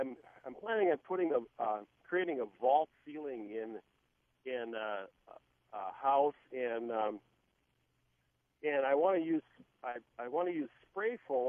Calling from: Farmington, Minnesota, United States

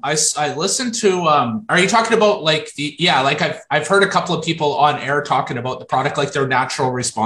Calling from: Moncton, New Brunswick, Canada; I'm in Moncton, New Brunswick.

